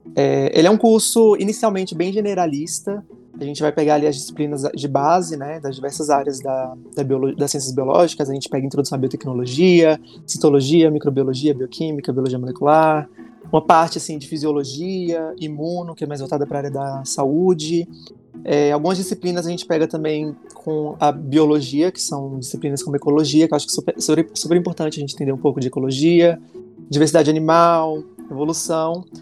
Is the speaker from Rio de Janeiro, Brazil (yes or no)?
no; Brasília, Federal District, Brazil; sou nascido, criado, né, candango, sou aqui de Brasília